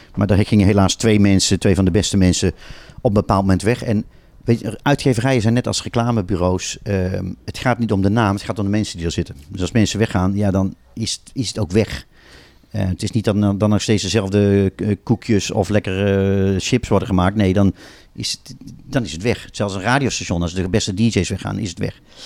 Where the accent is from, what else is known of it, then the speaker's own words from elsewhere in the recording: Tilburg, North Brabant, Netherlands; now in Amsterdam, Netherlands; Ik kom ook uit Tilburg